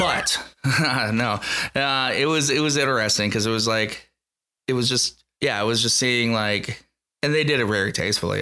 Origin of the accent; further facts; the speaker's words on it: Dubuque, Iowa, United States; now in Omaha, United States; I'm, uh, Eastern Iowa boy. I'm Dubuque, Iowa.